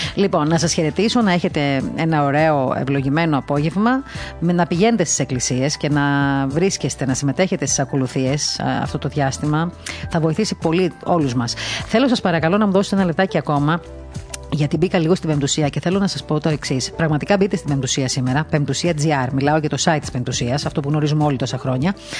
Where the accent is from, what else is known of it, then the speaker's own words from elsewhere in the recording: Crete, Greece; γεννήθηκα και στην Κρήτη, ε, έμαθα να ζω μέσα στην παράδοση